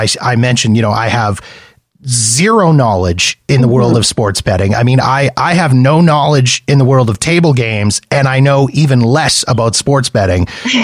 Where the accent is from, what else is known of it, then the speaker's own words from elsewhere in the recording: Winnipeg, Manitoba, Canada; born and raised in Winnipeg. Gotta be my hometown team.